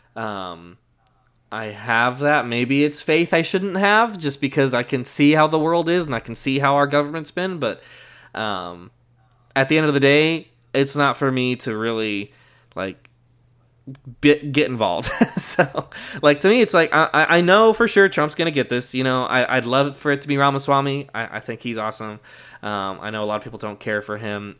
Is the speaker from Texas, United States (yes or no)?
no; Colorado, United States; moved away; I'm from Colorado